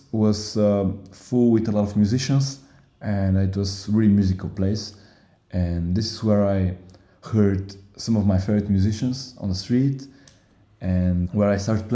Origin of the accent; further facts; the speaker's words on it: Bulgaria; English is a second language; moved away as an adult; now in Berlin, Germany; I'm 25 years old. I come from Bulgaria, from a really small city in the mountain near Sofia, 1 hour away from the capital.